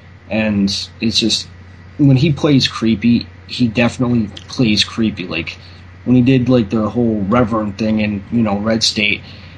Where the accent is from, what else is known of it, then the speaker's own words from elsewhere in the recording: Monmouth County, New Jersey, United States; So we're from Monmouth County.